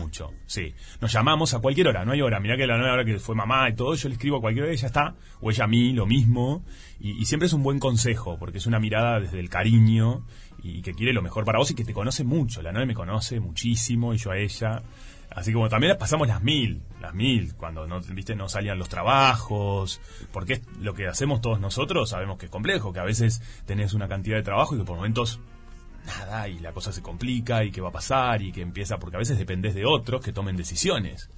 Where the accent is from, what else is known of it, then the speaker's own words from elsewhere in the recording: Salinas, Canelones, Uruguay; also born or lived in Montevideo; yo soy de Salinas, va, soy de Montevideo, pero viví muchos años en Salinas